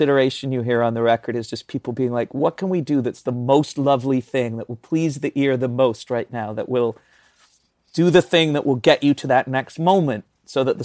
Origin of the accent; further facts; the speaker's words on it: the north of England, United Kingdom; I am an English person, but I grew up in the north